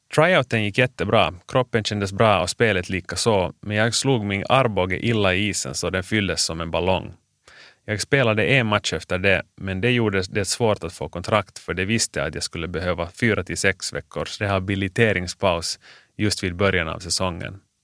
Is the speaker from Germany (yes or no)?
no; Finland; moved away as an adult; also born or lived in New York, United States / Gothenburg, Sweden / Bern, Switzerland; jag är bara hemma i Finland i tre månader om året